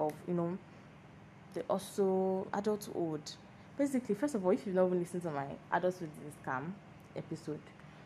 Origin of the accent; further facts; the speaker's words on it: Lagos, Nigeria; I'm a Lagos girl, like born and brought up in Lagos